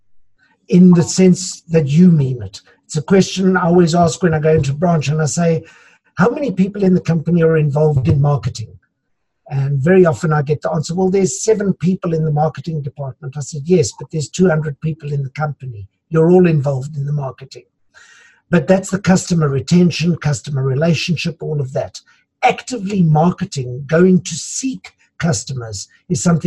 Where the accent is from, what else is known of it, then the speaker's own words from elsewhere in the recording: South Africa; we're also a country of immigrants. So I come from Dutch heritage.